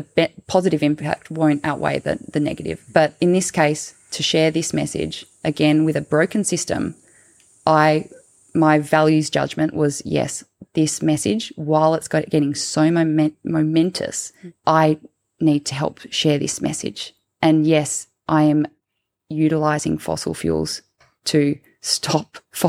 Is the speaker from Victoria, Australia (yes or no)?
no; Tasmania, Australia; growing up in Tasmania, you're surrounded by old growth forests